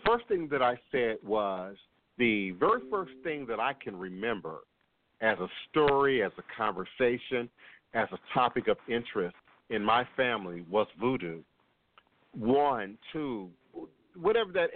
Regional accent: Maryland, United States; moved away as an adult; also born or lived in Chicago, Illinois / Washington, D.C. / Virginia; now in New Orleans, United States; I grew up in Maryland.

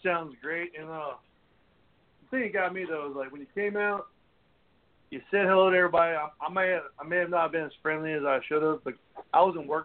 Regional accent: North Carolina, United States; we're all from North Carolina, except for one of us

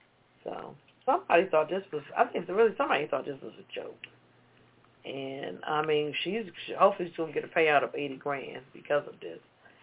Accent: North Carolina, United States; North Kakalaki.

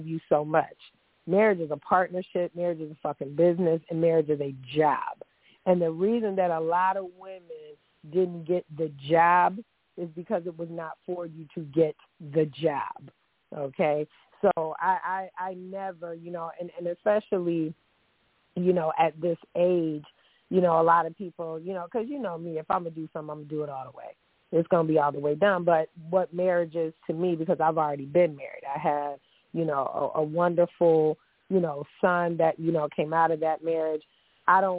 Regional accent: the North, United States; I'm from the North

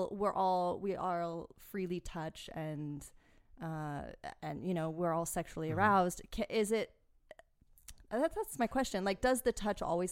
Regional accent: United States; an American woman

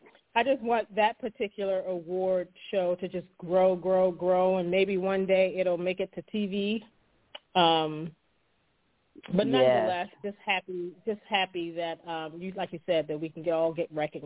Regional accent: Maryland, United States; we're from the East Coast, we're from Maryland

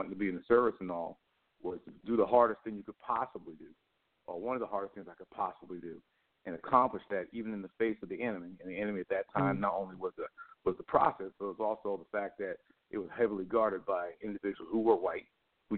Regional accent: Copiague, New York, United States; also born or lived in Flushing, Queens, New York / Jamaica, Queens, New York; Where I'm from is Copaig, New York. Copaig, I was born actually in Flushing, Queens.

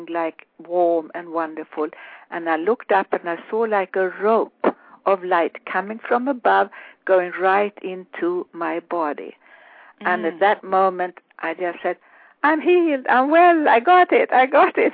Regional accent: Sweden; moved away; growing up in Sweden

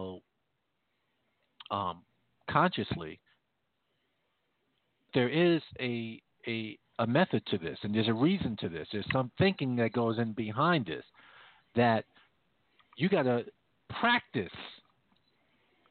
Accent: Jamaica; moved away; where I come from, where I was born in Jamaica

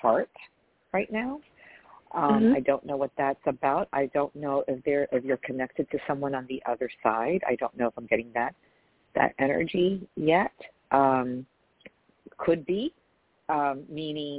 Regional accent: New York, United States; I'm from New York

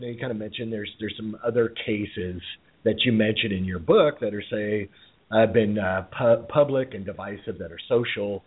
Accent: United States; as an American

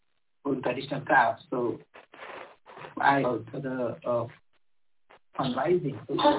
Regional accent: India

